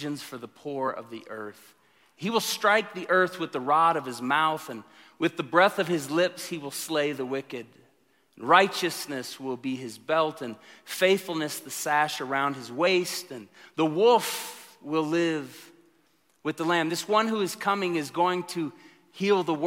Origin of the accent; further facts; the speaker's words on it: Tulsa, Oklahoma, United States; moved away; I come from Tulsa, Pentecostal Charismatic